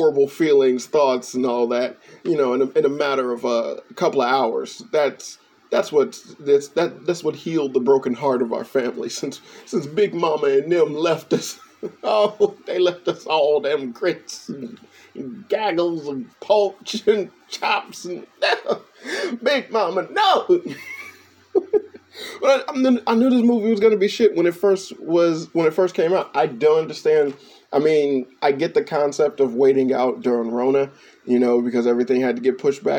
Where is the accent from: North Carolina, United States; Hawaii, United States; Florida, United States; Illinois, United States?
Illinois, United States; Chicago; moved away; I'm from Chicago